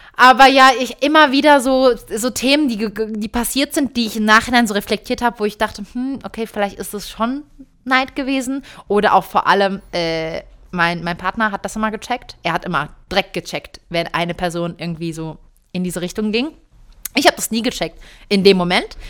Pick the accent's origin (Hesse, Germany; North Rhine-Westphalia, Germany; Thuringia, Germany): North Rhine-Westphalia, Germany; Cologne; moved away as an adult; now in Switzerland; ich habe davor logischerweise in Köln, in meiner Heimatstadt, ganz viele Freunde gehabt